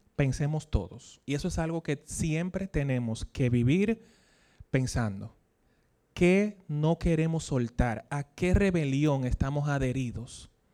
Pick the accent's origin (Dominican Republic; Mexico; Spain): Dominican Republic; accent: Dominican; como diríamos aquí en dominicano